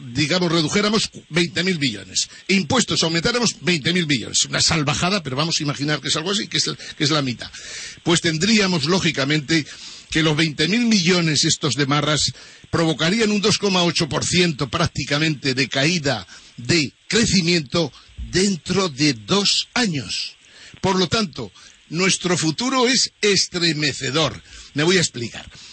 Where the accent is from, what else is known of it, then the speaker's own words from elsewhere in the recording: Aragon, Spain; yo que soy de Aragón